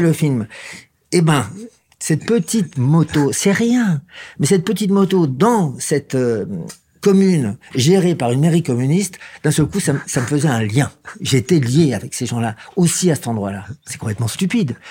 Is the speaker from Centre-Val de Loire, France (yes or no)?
no; Versailles, Île-de-France, France; je suis d'origine de Versailles, mais même pas le vrai Versaillais